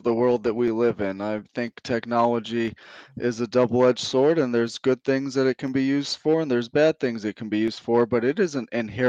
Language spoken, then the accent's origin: English; Prescott, Arizona, United States; moved away as an adult; also born or lived in St. Cloud, Florida; up was probably St. Cloud, Florida, and Prescott, Arizona. And I tend to consider Prescott, Arizona my hometown because I graduated high school there. That's where I left to enlist in the Army.